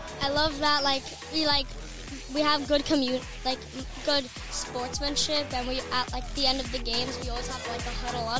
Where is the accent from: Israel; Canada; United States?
Israel; I'm from Israel.